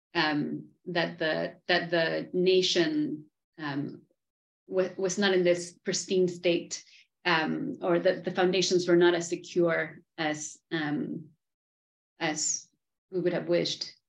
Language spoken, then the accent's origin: English; Argentina; I am from Argentina